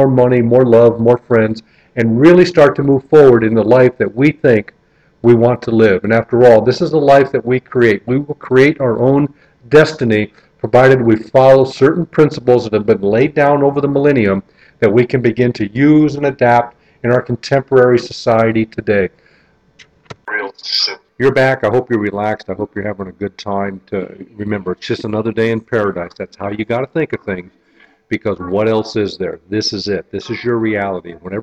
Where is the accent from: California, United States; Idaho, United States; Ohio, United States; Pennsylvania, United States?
Ohio, United States; North Kingsville; where I grew up in North Kingsville, Ohio